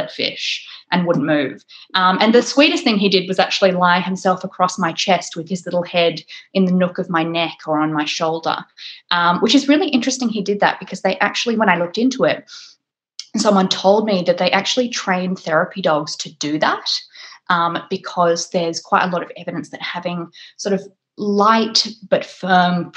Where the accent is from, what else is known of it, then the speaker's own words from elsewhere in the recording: Australia; also born or lived in England; now in United Kingdom; I'm Australian